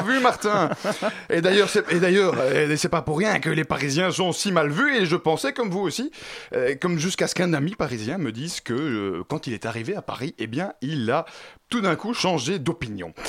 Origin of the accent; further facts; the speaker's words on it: Brussels, Brussels-Capital Region, Belgium; Chez moi, à Bruxelles, il n'y a pas une commune, il y en a 19